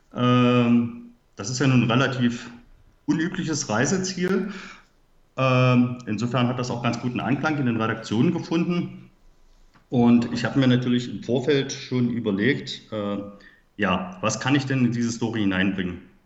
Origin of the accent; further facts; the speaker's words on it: Halle, Saxony-Anhalt, Germany; Ich komme aus Halle Saale in Sachsen-Anhalt, wie man vielleicht meiner Sprache auch anhören kann.